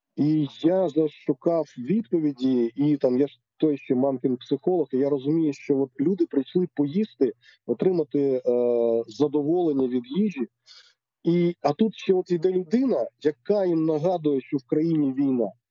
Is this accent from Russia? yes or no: yes; Zlatoust, Chelyabinsk Oblast, Russia; now in Ukraine; я народився в місті Златоуст Челябінської області